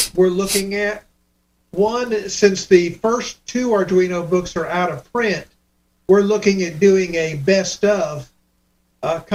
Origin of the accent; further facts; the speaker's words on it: Miami, Florida, United States; moved away; I grew up in Miami